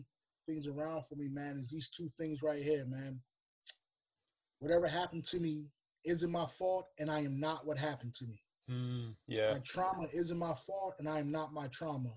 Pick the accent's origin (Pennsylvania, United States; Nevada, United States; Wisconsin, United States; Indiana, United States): Pennsylvania, United States; Lancaster; moved away as an adult; now in Baltimore, United States; originally from Lancaster, Pennsylvania, but I now reside in Baltimore, Maryland